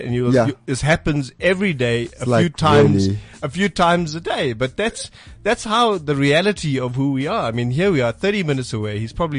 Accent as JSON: {"language": "English", "country": "India", "said": "you get Christian people, Hindu people, Muslim people, and we're all Indian at the end of the day."}